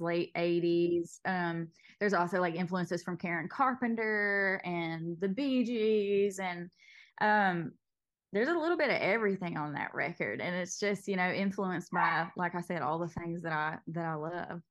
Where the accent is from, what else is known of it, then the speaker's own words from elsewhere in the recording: Knott County, Eastern Kentucky, United States; I grew up in Knott County